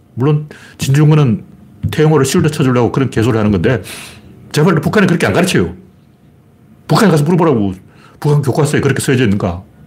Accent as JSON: {"language": "Korean", "town": "Gyeongju", "region": "North Gyeongsang", "country": "South Korea", "tie": "born or raised there", "said": "제 고향 경주에서도 장난이 아니었어요."}